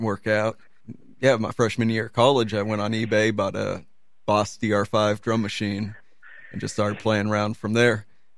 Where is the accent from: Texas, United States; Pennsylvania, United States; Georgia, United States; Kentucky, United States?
Georgia, United States; Dunwoody; moved away as an adult; also born or lived in Brooklyn, New York; now in New York, United States; Dunwoody, Georgia. It's on the, it's a suburb north of Atlanta